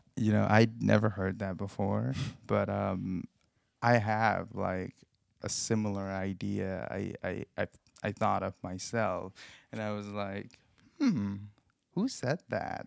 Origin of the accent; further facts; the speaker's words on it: Nepal; moved away as an adult; now in Cincinnati, United States; I come from Nepal, um, a country in in the Himalayas in Asia and I've been in this country for almost four years now